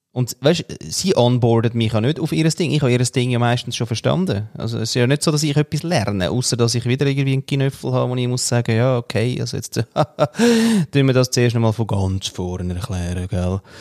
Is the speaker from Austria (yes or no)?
yes; Austria; moved away; als Österreicher